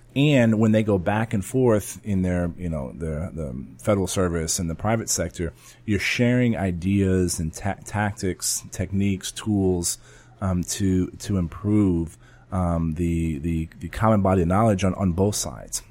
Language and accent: English; San Antonio, Texas, United States; my hometown